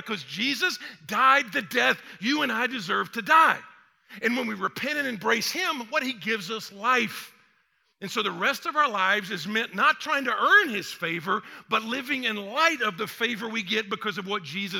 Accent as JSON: {"language": "English", "town": "Atlanta", "region": "Georgia", "country": "United States", "tie": "born or raised there", "also_born_or_lived": "Texas", "said": "I'm from the South. I mean, I was born in Atlanta. I mean, I went to Texas, but got back to the South as quick as I could"}